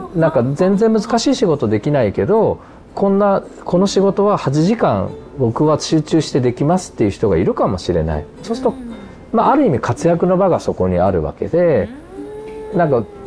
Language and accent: Japanese; Ōgaki, Gifu, Japan; 僕が岐阜の大垣出身